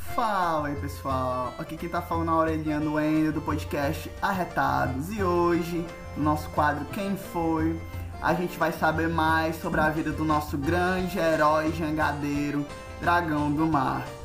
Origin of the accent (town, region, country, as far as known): Ceará, Brazil